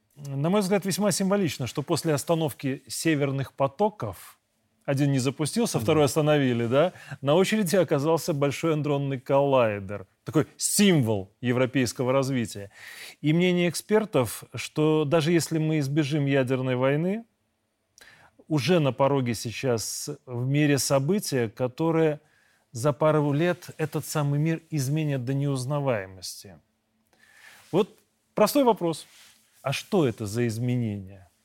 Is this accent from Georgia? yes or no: no; Belarus; мы, белорусы, с 97 года